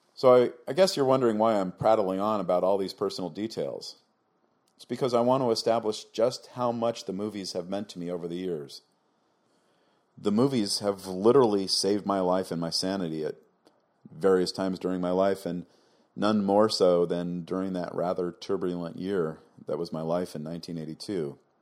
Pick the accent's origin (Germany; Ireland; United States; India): United States; Long Beach, California; my hometown of Long Beach